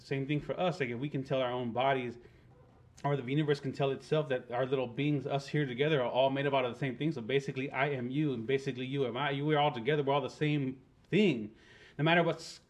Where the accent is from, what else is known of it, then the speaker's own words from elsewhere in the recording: hometown near Lake Amistad, towards El Paso, Texas, United States; in my hometown